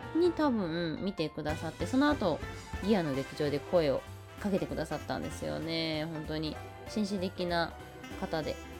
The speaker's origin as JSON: {"language": "Japanese", "region": "Osaka", "country": "Japan", "tie": "born or raised there", "said": "私大阪生まれ大阪育ちのはぐれ役者"}